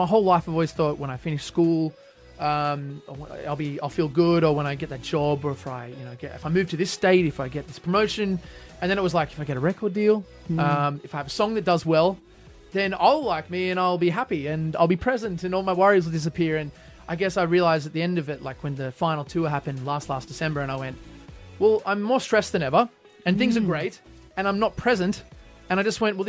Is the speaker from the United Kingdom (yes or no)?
no; Australia; as an Australian